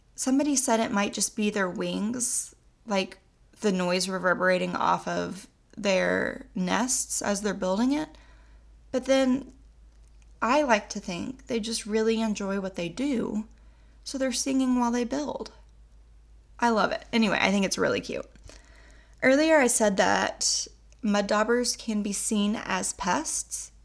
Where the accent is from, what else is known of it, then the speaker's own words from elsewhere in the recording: Oklahoma, United States; I'm also from Oklahoma, and we say things wrong